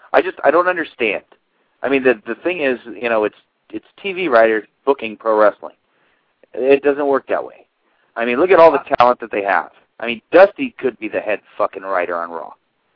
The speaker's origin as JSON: {"language": "English", "country": "United States", "said": "we're American, we don't speak Japanese, or most of us don't."}